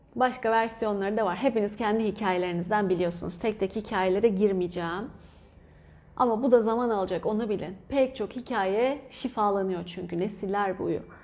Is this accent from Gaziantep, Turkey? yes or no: no; Antalya, Turkey; moved away; Ben Antalyalıyım